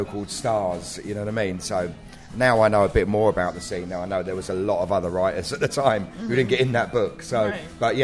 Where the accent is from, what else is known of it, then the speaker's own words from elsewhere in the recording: London, United Kingdom; I'm from South London, so I have got a bit of a twang